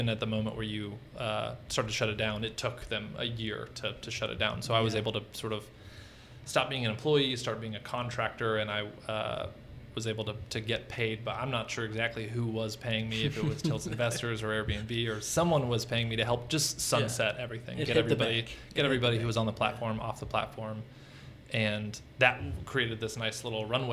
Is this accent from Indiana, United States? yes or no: no; East Tennessee, United States; also born or lived in San Francisco; now in Atlanta, United States; I'm from East Tennessee.